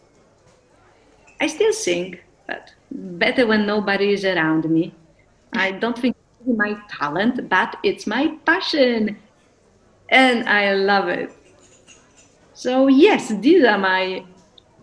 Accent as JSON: {"language": "English", "country": "Poland", "also_born_or_lived": "Netherlands / Brazil / Mexico", "second_language": "English", "moved": "yes"}